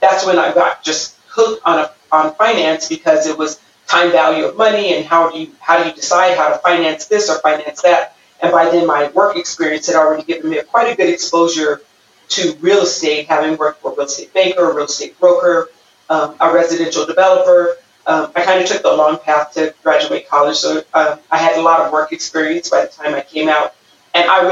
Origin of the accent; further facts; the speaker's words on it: Pomona, California, United States; I grew up right here in Southern California in Pomona. I went to Pomona High School.